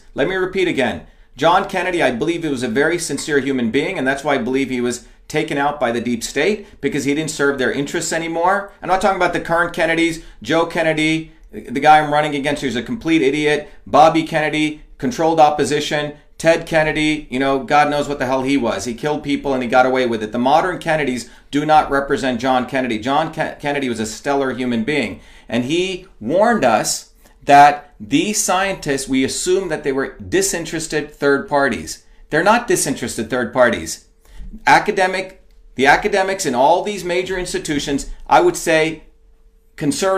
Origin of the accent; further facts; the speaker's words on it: India; moved away; I grew up in India playing in dirt